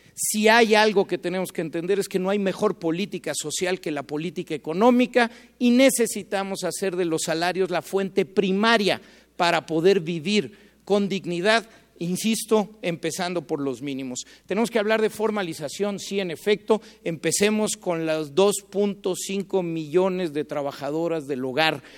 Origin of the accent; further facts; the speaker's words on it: Mexico; como mexicanos